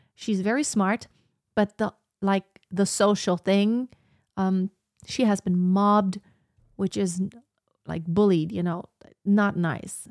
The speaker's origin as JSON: {"language": "English", "country": "Germany", "tie": "born or raised there", "also_born_or_lived": "United States / Texas", "said": "it's where I was born. It's my home country."}